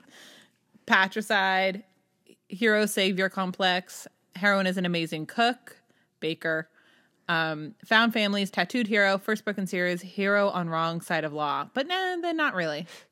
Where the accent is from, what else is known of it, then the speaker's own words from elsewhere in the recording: New Hampshire, United States; I grew up in New Hampshire and up in the Lakes region